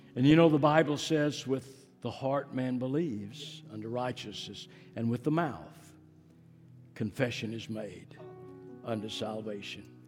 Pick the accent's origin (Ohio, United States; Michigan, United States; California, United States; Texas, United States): Texas, United States; Fort Worth; I grew up in Fort Worth, East Fort Worth.